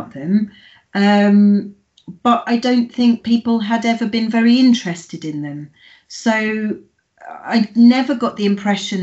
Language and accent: English; United Kingdom; the Britishness of me